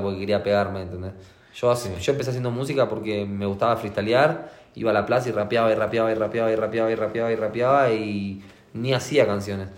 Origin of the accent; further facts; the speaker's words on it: Argentina; Yo soy de Argentina